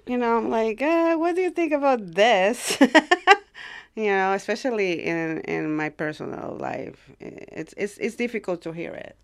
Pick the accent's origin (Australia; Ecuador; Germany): Ecuador; now in United States; I'm from Ecuador. I came to the United States, like, uh, maybe twenty, thirty years ago